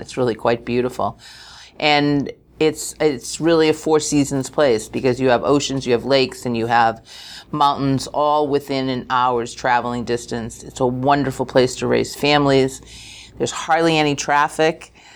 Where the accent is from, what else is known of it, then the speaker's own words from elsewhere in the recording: New England, United States; moved away; I was born in New England